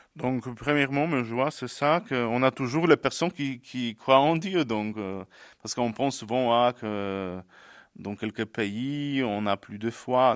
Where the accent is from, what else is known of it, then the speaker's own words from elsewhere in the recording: Poland; French is a second language; moved away as an adult; now in Ardèche, France; je suis polonais